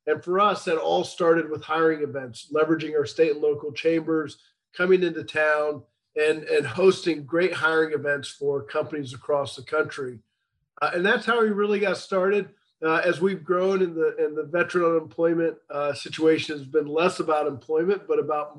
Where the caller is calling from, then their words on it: McLean, Virginia, United States; So just outside of Washington, D.C. in McLean, Virginia.